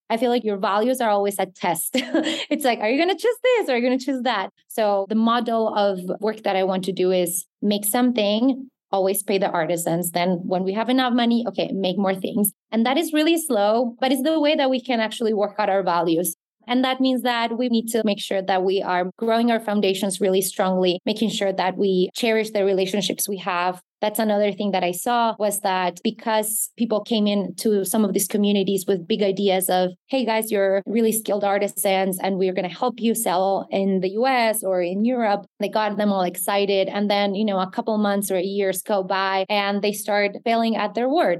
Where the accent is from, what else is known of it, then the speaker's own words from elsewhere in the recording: Bogota, Bogotá Capital District, Colombia; also born or lived in Baltimore, Maryland, United States; I grew up in Bogota, the capital of Colombia.